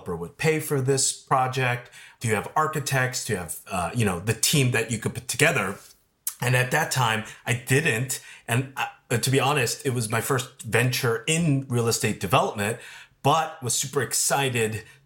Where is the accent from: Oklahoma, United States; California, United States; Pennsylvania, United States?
California, United States; Los Angeles; I grew up in Koreatown, Los Angeles